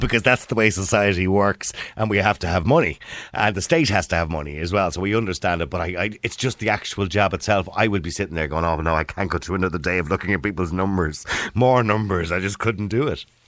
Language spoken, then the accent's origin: English; Ireland; we're Irish